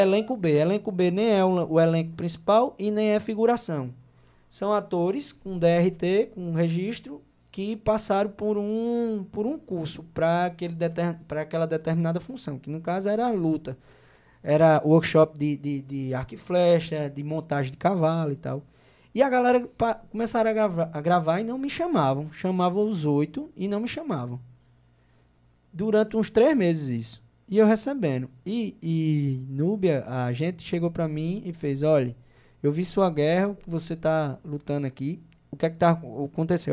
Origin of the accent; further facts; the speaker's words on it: João Pessoa, Paraíba, Brazil; moved away as an adult; also born or lived in Mamanguape / Rio de Janeiro; sou da Paraíba